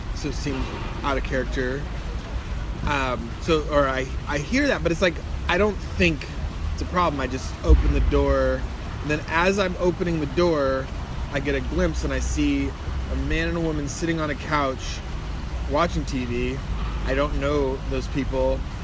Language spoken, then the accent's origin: English; Santa Maria, California, United States; I'm from Santa Maria, California.